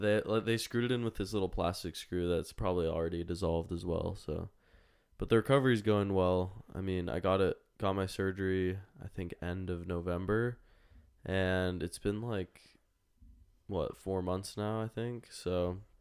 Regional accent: Las Vegas, Nevada, United States; I'm born born and raised in Las Vegas, Nevada

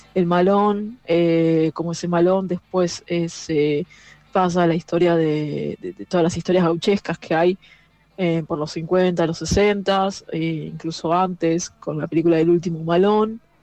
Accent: San Isidro, Buenos Aires Province, Argentina; yo nací en San Isidro

